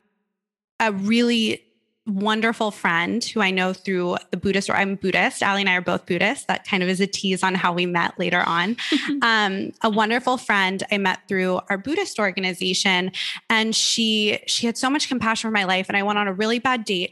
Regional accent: Malibu, California, United States; I grew up in Malibu, California, which is a beautiful little beach town

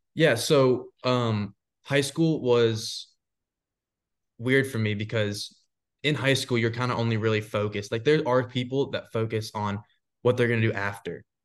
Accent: Florida, United States; also born or lived in Georgia; now in Nashville, United States; I grew up in Florida

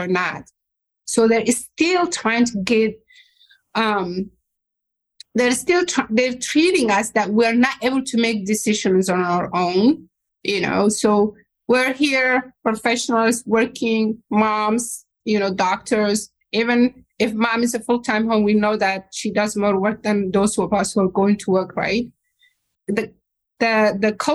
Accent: Somalia; English is a second language; moved away as an adult; now in Minnesota, United States; my dad was in the army, so I grew up next to military compound

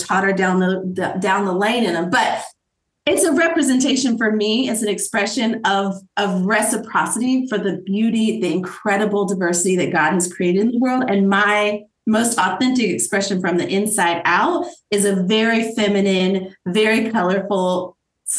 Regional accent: Asheville, North Carolina, United States; We lived in Asheville, right outside of Asheville, North Carolina, growing up

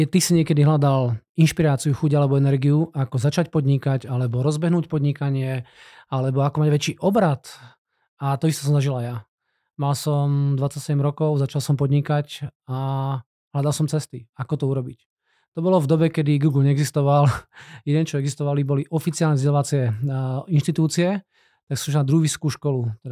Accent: Banská Bystrica, Banská Bystrica Region, Slovakia; also born or lived in Brno; now in Czechia; ja som rodinný Brňák, aj keď hovorím slovenské, ale fakt som rodinný Brňák. Vyrastol som v Banskej Bystrici.

